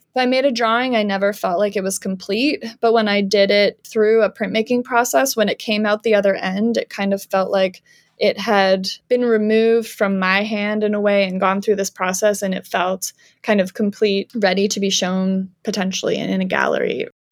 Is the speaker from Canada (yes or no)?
yes; Canada; moved away as an adult; also born or lived in Georgia, United States / Alabama, United States; now in United States; I'm from Canada